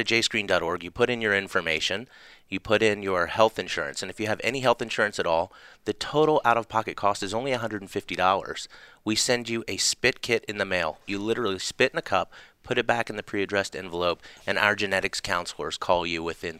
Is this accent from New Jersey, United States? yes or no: no; Charleston, South Carolina, United States; now in Atlanta, United States; I was born right here in Atlanta. In Atlanta, Georgia. Grew up in Charleston, South Carolina.